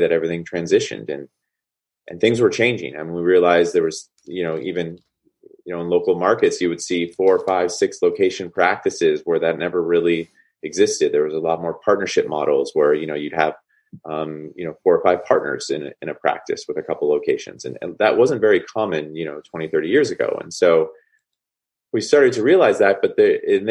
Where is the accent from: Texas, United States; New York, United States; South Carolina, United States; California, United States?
California, United States; Bay Area; also born or lived in Boston; I grew up in the Bay Area.